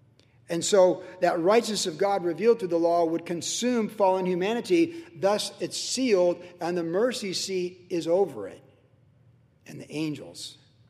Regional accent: Virginia, United States; When I was a kid growing up in Virginia, you know, I went to all those Catholic churches younger, and then I went to base chapels

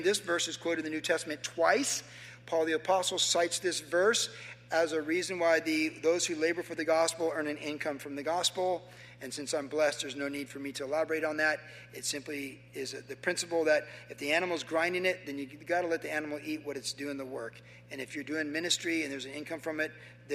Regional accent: Carlsbad, California, United States; in 1970, growing up in Carlsbad

